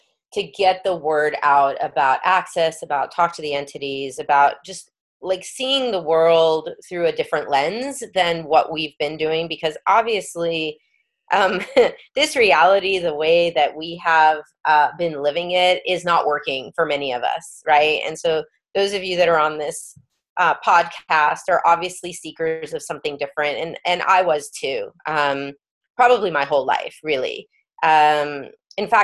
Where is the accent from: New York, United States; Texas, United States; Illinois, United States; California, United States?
New York, United States; New York City; I grew up in New York